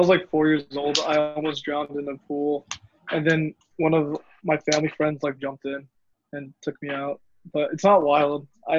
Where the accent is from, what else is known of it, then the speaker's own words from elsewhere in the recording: United States; I'm American?